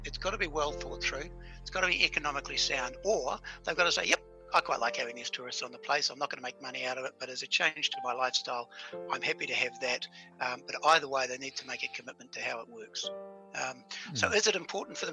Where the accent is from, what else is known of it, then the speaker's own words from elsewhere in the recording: New Zealand; I'm a New Zealander